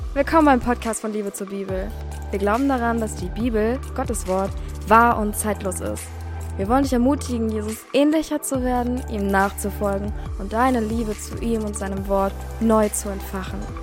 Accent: Hamburg, Germany; Und ja, hier bin ich auch geboren in Hamburg. Ähm, hier bin ich auch aufgewachsen. Ich habe eigentlich nie irgendwo anders gelebt

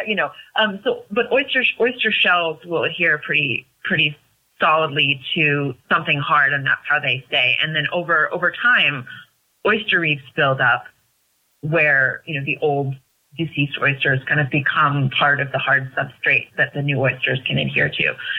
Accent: West Marin, California, United States; also born or lived in Bay Area; I was born in the Bay Area and from about the age of four grew up in West Marin

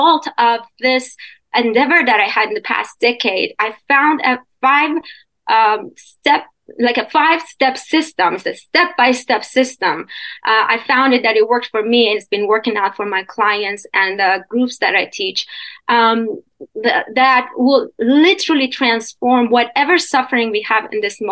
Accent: Iran; moved away as an adult; also born or lived in Canada; now in United States; I was born and raised in Iran, in Middle East, and until I was 21. So I went to Canada after that, and then I'm in the U.S

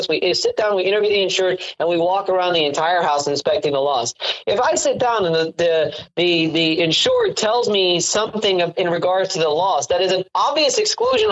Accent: Miami, Florida, United States; moved away; I got to defend my 305, because what you probably don't know is that I'm originally from Miami, Florida

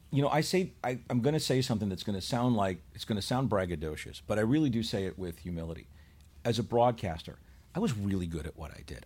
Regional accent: Chicago, Illinois, United States; moved away; also born or lived in Buffalo; I grew up in Chicago

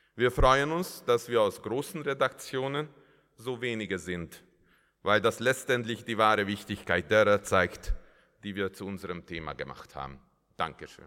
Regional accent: Hungary; Als Ungar

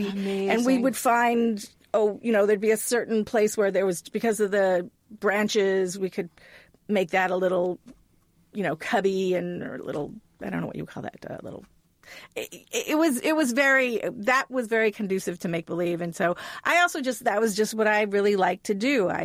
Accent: Hawaii, United States; I grew up in Hawaii

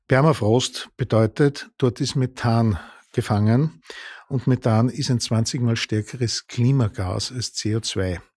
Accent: Upper Austria, Austria; now in Vienna, Austria; Ich komme aus Oberösterreich, dort der öffentliche Verkehr. Naja, also allein wenn ich in Linz um 21.30 Uhr äh, auf der Landstraße steht

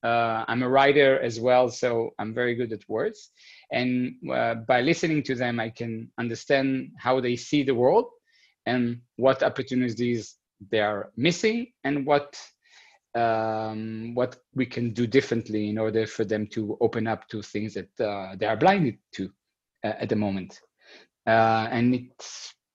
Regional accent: Israel; moved away as an adult; now in Berlin, Germany; I grew up in Israel. And I've been living, this is the fifth year here in Berlin

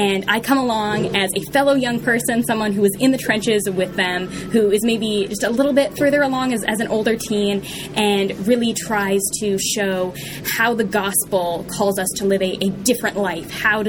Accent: Vancouver, British Columbia, Canada; also born or lived in Texas; now in Halifax, Canada; I currently live in Halifax, Nova Scotia, Canada, way on the East Coast. I was born in Vancouver, though, actually, which is where I spent the first 5 years of my life, and then moved to northern British Columbia, a very small town there.

